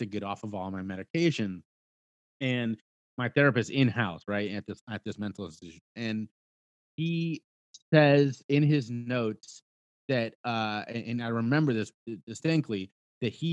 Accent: Cincinnati, Ohio, United States; my hometown of Cincinnati, Ohio

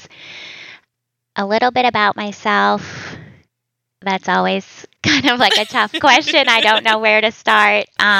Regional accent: just outside of Boston, Massachusetts, United States; moved away as an adult; also born or lived in Virginia / Seattle / Hawaii; now in Vermont, United States; I grew up in Massachusetts, just outside of Boston.

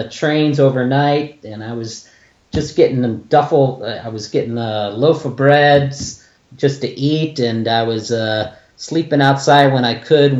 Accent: California, United States; also born or lived in New York / Kentucky; I was born in New York, actually. 47 years ago, believe it or not, and parents just lived out there for a year, took off to Kentucky, and for the most part been living in California since I was about 5 years old

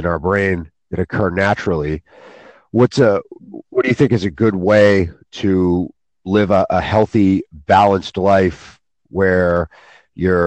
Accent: United States; I'm from the U.S.

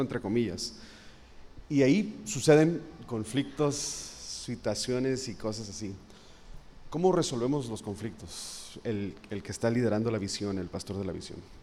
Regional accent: Mexico; nosotros como mexicanos

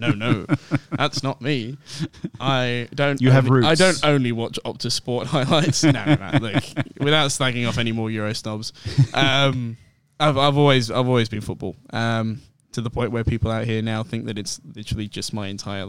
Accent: London, United Kingdom; now in Sydney, Australia; Born in London

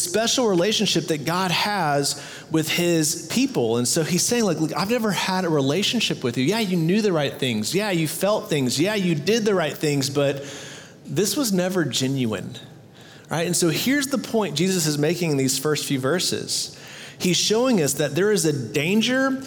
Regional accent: Texas, United States; "Where are you from?" And I was like, "Texas."

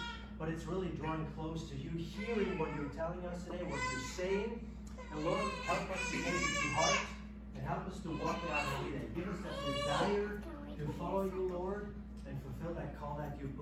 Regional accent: Switzerland; moved away; I'm from Switzerland

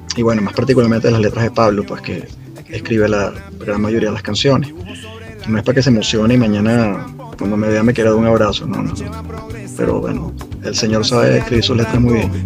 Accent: Venezuela; a nosotros como venezolanos

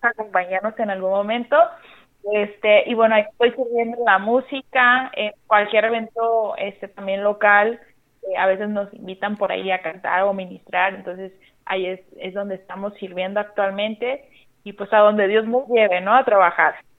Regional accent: Sinaloa, Mexico; moved away as an adult; now in Baja California, Mexico; yo soy de Sinaloa, pero ya tengo alrededor de casi seis años viviendo acá en Baja California

